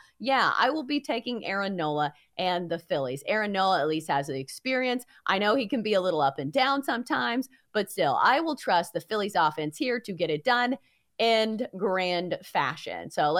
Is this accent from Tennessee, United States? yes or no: yes; Middle Tennessee, United States; my hometown team, MTSU.